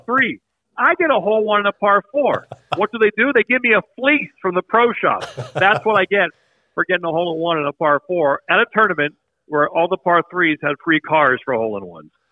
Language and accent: English; around Pittsburgh, Western Pennsylvania / Eastern Ohio, United States; moved away as an adult; now in Connecticut, United States; I was raised in Western Pennsylvania, eleven years, Eastern Ohio, eleven years, always around Pittsburgh